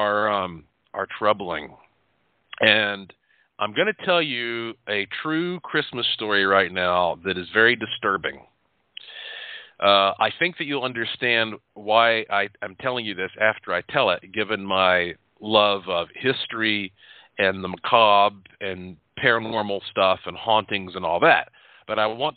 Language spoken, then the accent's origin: English; North Carolina, United States; I am from North Carolina